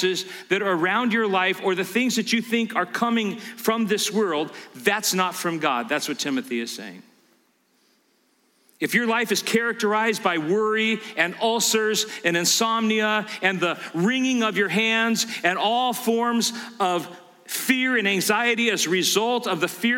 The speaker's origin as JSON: {"language": "English", "region": "California", "country": "United States", "tie": "born or raised there", "said": "I grew up in California"}